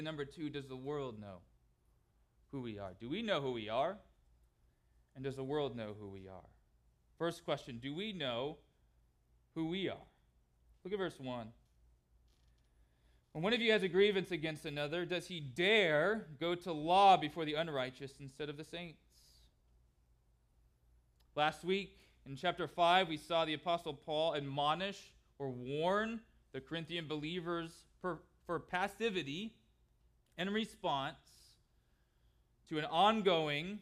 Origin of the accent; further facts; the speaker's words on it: California, United States; Growing up in California, my family tried to cheer for the Angels baseball team